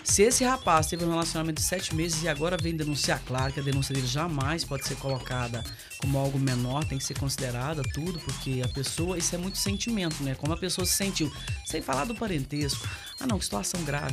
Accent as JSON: {"language": "Portuguese", "town": "Patrocínio", "region": "Minas Gerais", "country": "Brazil", "tie": "born or raised there", "said": "a gente fomos criadas juntas ali no Marciano Brandão"}